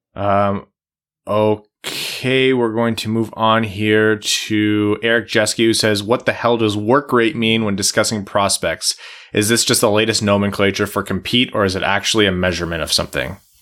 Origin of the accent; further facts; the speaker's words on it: United States; as an American